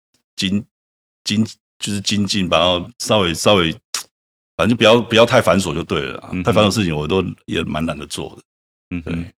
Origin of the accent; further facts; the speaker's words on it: Changhua County, Taiwan; 因为我彰化人，